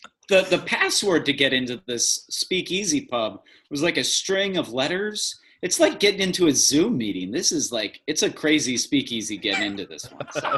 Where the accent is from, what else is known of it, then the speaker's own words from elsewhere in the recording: Kentucky, United States; growing up in Kentucky